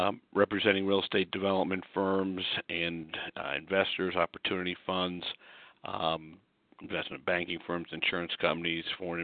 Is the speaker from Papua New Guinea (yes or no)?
no; Scarsdale, New York, United States; moved away as an adult; also born or lived in Notre Dame, Indiana; now in Washington, D.C., United States; I came from Scarsdale, New York, to Notre Dame undergrad